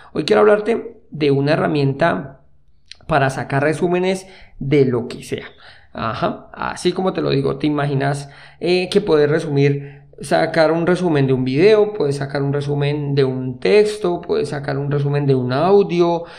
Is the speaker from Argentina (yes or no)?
no; Colombia; moved away as an adult; en el año que salí de Colombia